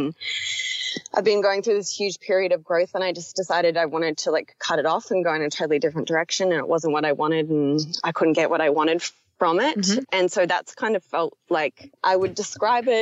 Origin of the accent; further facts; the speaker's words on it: Australia; moved away as an adult; I am Australian, but I'm living in another country and have been for 2 years.